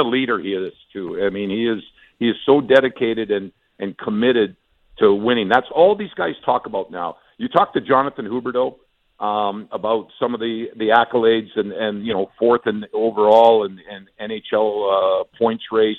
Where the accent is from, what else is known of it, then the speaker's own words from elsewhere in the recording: Western Canada, Canada; moved away; I'm from Western Canada